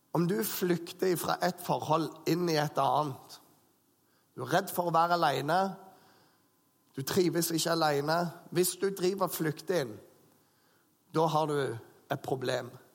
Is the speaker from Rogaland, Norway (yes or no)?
yes; Bryne, Rogaland, Norway; moved away; gjengen hjemme på Bryne